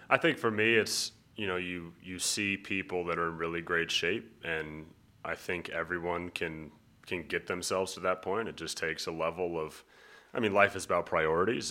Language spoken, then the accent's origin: English; Colorado, United States; also born or lived in San Diego, California; I was born in San Diego, California. but I've lived in Colorado my whole life